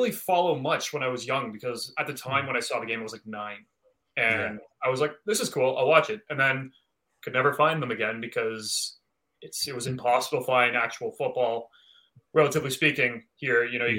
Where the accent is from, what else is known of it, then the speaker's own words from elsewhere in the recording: Toronto, Ontario, Canada; I was born in the Toronto area, so always a big Leaf fan.